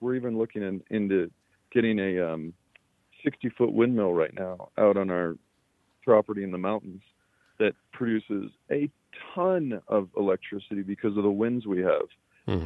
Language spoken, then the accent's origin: English; Boulder, Colorado, United States; I was born in Boulder, Colorado